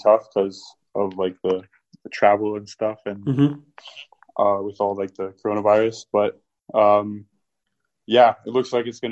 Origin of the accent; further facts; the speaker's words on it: London, United Kingdom; also born or lived in Toronto, Canada; I was born in Toronto in Canada. And then when I was about like 7 or 8, we moved over here to London. And yeah, I just kind of grew up here